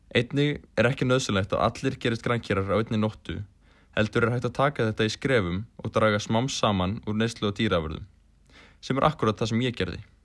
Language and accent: Icelandic; Iceland; Við sem Íslendingar